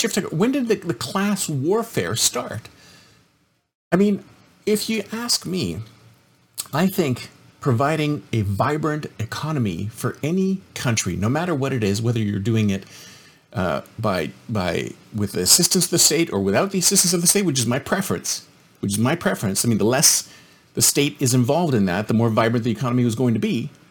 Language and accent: English; Canada; moved away; I'm originally Canadian